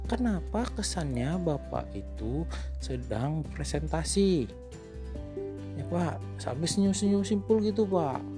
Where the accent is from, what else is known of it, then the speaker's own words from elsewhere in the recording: Jakarta, Indonesia; Gua asli Jakarta ya. Udah 39 tahun umur gua.